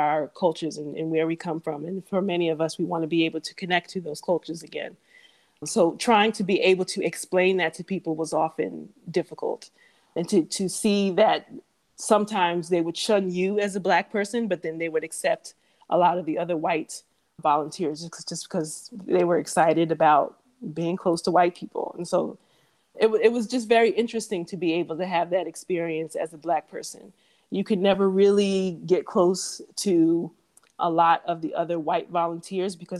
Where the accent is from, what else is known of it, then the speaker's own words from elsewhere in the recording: United States; moved away as an adult; also born or lived in Africa / Southeast Asia; I'm American